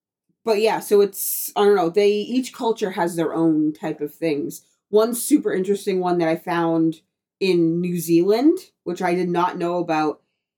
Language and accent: English; Appalachian Mountains area, Pennsylvania, United States; I grew up in the Appalachian Mountains area